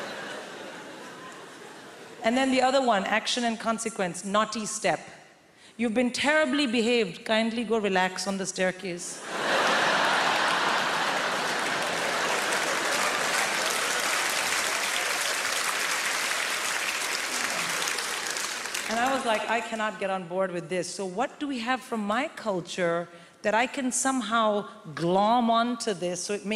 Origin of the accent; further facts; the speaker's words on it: India; moved away as an adult; I'm born and raised in India